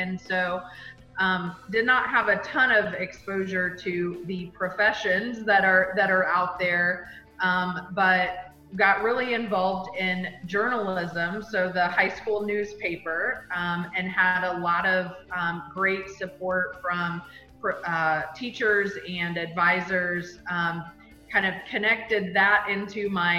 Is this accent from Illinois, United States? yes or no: no; Bloomington, Indiana, United States; Bloomington, Indiana, which was my hometown.